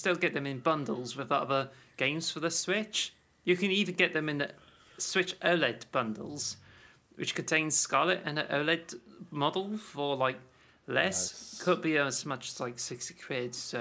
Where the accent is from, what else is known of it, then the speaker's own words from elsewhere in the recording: United Kingdom; in the UK though, we don't like celebrate